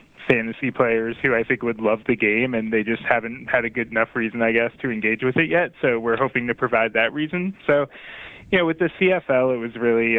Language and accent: English; Boston, Massachusetts, United States; I'm from Boston, Mass